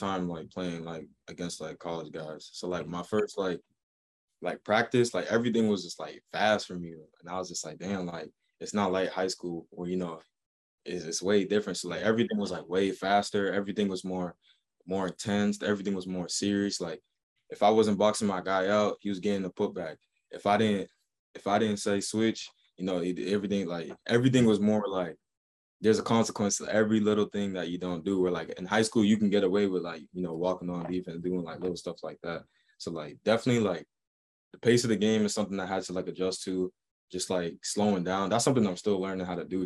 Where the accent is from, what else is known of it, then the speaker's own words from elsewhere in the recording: Boston, Massachusetts, United States; I'm from Boston